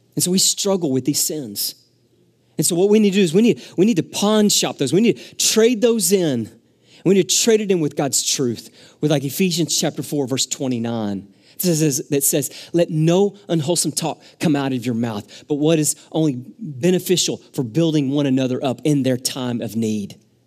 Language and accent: English; Arkansas, United States; moved away; I grew up in Arkansas